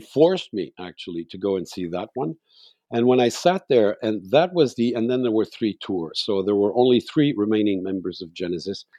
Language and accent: English; Montreal, Quebec, Canada; moved away as an adult; now in Mont-Tremblant, Canada; I was born in Montreal